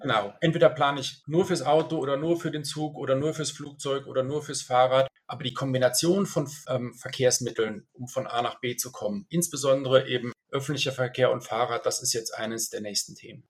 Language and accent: German; Münster, North Rhine-Westphalia, Germany; also born or lived in Munich / Milan; now in Switzerland; Ich bin aber geboren in Deutschland. Meine Familie kommt so halb-halb. Und ich bin in Münster geboren, habe lange in München gelebt und lebe jetzt seit zwölf Jahren in der Schweiz.